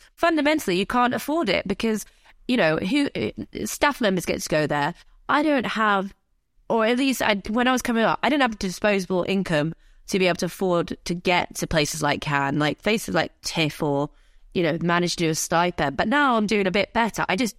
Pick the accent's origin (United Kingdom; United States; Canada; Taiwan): United Kingdom; I consider myself North African Arab, but, you know, it's kind of, it's all part of my identity. But yeah, British Ar